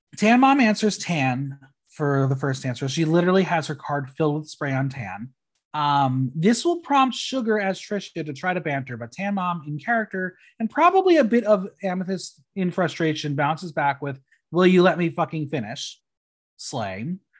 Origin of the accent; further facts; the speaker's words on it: New Jersey, United States; moved away; home in New Jersey